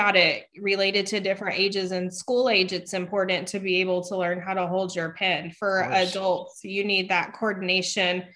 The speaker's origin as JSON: {"language": "English", "region": "West Texas", "country": "United States", "tie": "born or raised there", "said": "I grew up in the West Texas area."}